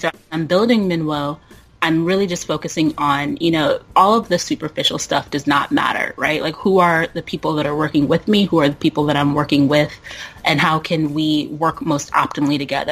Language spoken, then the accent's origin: English; Burke, Virginia, United States; now in Oakland, United States; born and raised in Burke, Virginia.